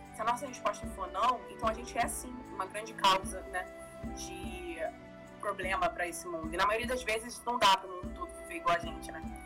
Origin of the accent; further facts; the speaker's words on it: Brazil; a gente é brasileiro